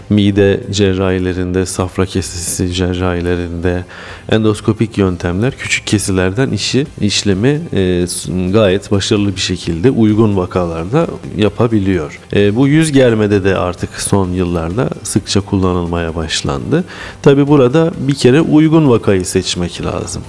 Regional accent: Samsun, Turkey; also born or lived in Bursa; ben Samsunluyum. 1975 doğumluyum. İlkokul, ortaokul, lise ve üniversite üniversiteyi Samsun'da bitirdim.

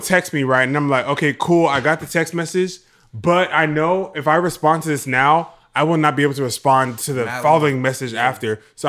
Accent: the South, United States; I'm from the dirty South.

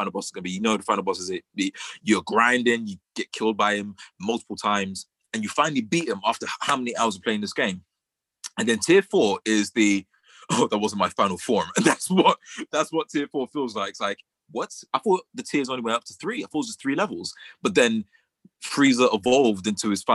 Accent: London, United Kingdom; we are from London. We're from London, England, Britain, the UK, in the middle of Southeast London

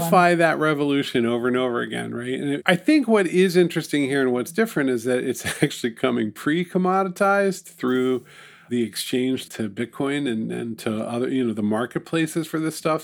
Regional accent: New York City, New York, United States; It's my hometown

